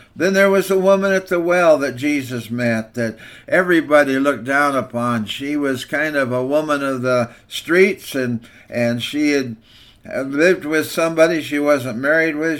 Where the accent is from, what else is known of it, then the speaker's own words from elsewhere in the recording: Walla Walla, Washington, United States; When I was growing up in Walla Walla First Church, the Nazarene